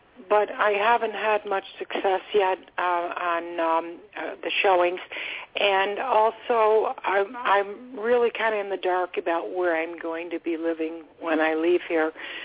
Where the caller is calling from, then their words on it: Florida, United States; I'm calling from Florida.